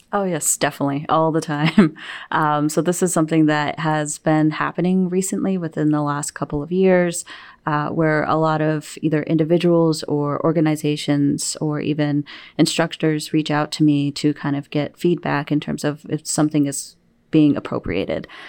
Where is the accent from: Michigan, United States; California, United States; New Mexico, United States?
New Mexico, United States; now in Wisconsin, United States; leaving my home state of New Mexico